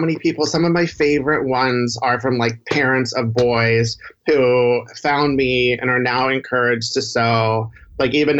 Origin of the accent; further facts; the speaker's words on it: Houston, Texas, United States; I grew up in Houston